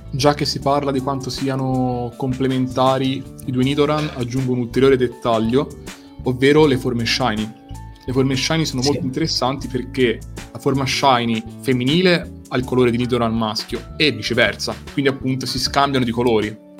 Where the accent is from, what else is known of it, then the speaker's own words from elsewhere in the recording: Tuscany, Italy; io in quanto toscano